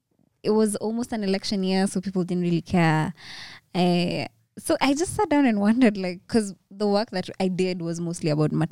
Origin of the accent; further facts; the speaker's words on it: Nairobi, Kenya; also born or lived in Samburu; Mm-hmm. I was born and raised in Nairobi. Mm-hmm. So I'm a Nairobian.